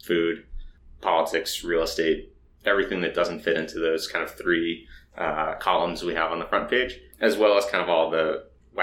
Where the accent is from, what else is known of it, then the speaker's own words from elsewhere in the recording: Boston, Massachusetts, United States; moved away as an adult; now in New York, United States; I'm from Boston originally, so okay. I'm behind enemy lines here, but I've been here for coming up on 9 years